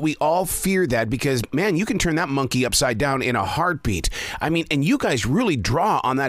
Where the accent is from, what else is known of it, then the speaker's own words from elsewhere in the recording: the South, United States; I'm from the South